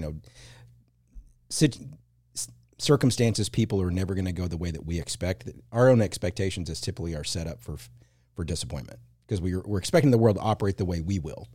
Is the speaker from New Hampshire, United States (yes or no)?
no; Plano, Texas, United States; I grew up in the Plano, Dallas area.